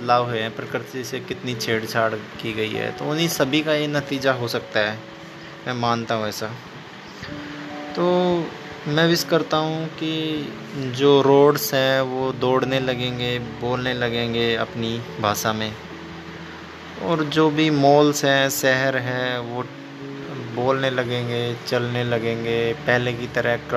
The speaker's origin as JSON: {"language": "Hindi", "country": "India", "said": "मैं इंडिया से हूँ"}